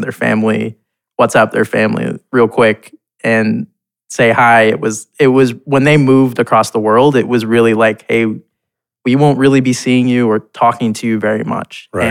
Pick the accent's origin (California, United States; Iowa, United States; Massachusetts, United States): Massachusetts, United States; Boston; born or raised there; moved away as an adult; also born or lived in India / London, England / Ohio / New York; now in Portland, United States